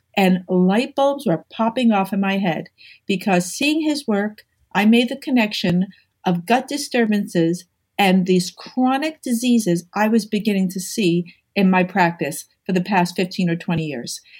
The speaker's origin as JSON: {"language": "English", "region": "New York", "country": "United States", "said": "I'm a New Yorker."}